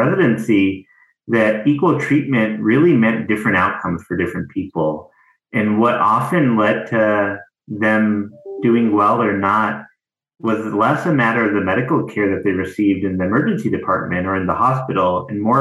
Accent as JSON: {"language": "English", "region": "the South", "country": "United States", "tie": "born or raised there", "said": "I grew up in the South as a child and sibling of immigrants."}